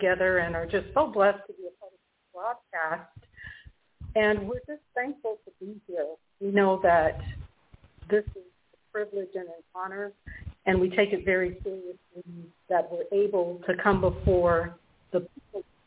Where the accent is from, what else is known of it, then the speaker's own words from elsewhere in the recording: Chicago, Illinois, United States; also born or lived in Washington State; now in Washington, United States; in Chicago, Illinois, to Mary and Melvin